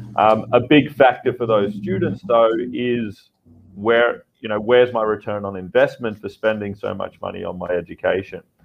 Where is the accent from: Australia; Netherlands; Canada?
Australia; now in Vietnam; I'm an Australian founder uh, based in Vietnam.